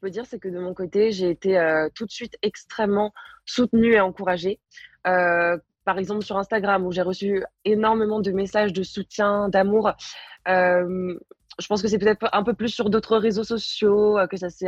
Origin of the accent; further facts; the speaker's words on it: Paris, Île-de-France, France; je suis parisienne et c'est toujours un peu compliqué quand tu es parisienne de ramener du monde